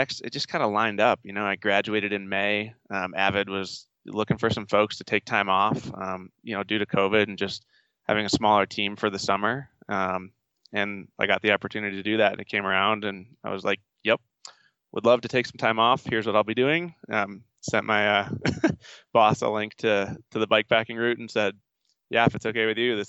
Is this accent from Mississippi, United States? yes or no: no; Western New York, United States; now in Golden, United States; I grew up in Western New York